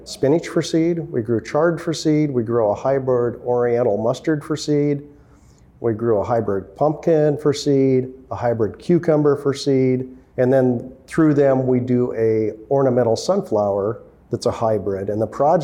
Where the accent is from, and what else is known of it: Monmouth, Oregon, United States; born or raised there; also born or lived in Indiana